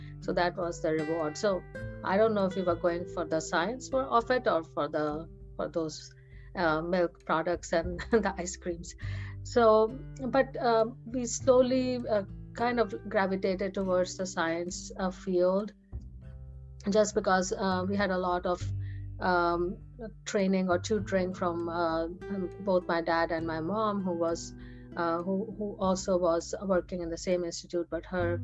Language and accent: English; India; moved away as an adult; now in United States; I was born in India. I was, and we used to live in not a very huge city. We used to live very close to New Delhi